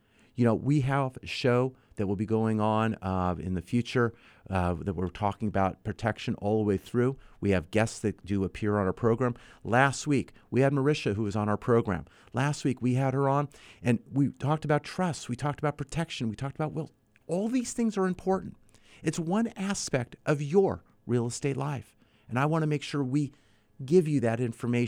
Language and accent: English; San Fernando Valley, California, United States; As a kid, I grew up in San Fernando Valley, so we had the Sylmar earthquake back in 1971.